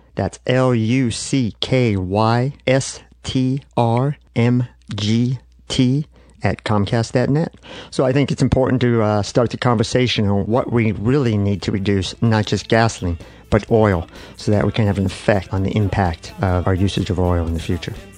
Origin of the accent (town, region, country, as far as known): United States